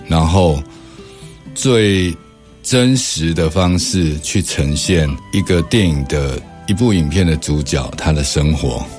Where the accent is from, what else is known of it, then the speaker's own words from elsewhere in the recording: Taiwan; 我们台湾人自己